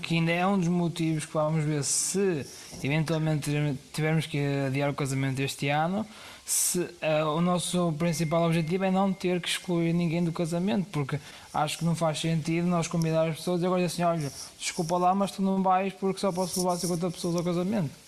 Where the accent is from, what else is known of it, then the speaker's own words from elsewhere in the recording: Guimarães, Norte, Portugal; tenho 26 anos. Eh, somos de Guimarães também